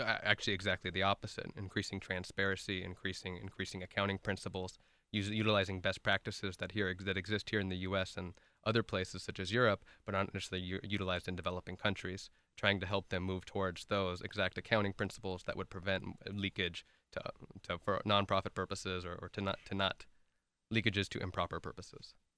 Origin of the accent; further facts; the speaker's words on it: Irvine, California, United States; also born or lived in Santa Barbara / Washington, D.C.; who actually grew up here in the city of Irvine. I moved here when I was about one years old